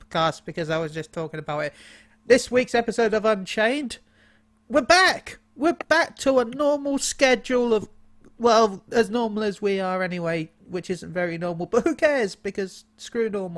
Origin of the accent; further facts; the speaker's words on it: United Kingdom; I'm British